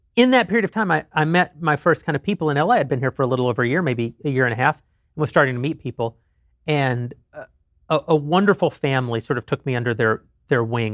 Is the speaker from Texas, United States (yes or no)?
yes; Slaton, Texas, United States; now in Los Angeles, United States; as much as I love my hometown, and I truly do, I hated that place